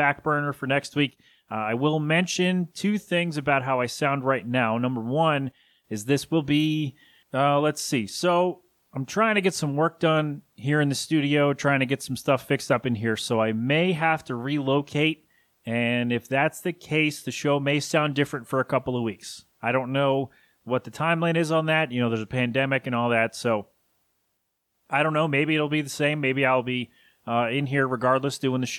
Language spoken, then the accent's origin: English; Philadelphia, Pennsylvania, United States; I'm from Philly.